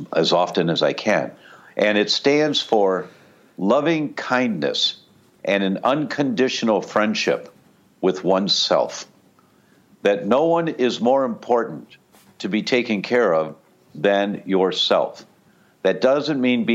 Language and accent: English; Detroit, Michigan, United States; I grew up in Detroit